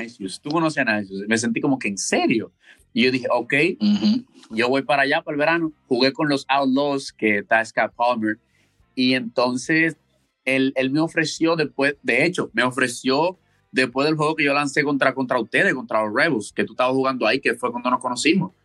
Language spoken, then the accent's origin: Spanish; Santo Domingo, Distrito Nacional, Dominican Republic; now in Wichita, United States; Yo soy de Santo Domingo, República Dominicana. Eh, muchacho de la ciudad